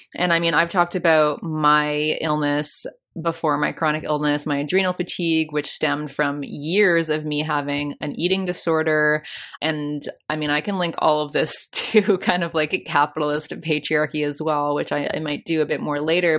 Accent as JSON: {"language": "English", "country": "Canada", "said": "I'm from Canada"}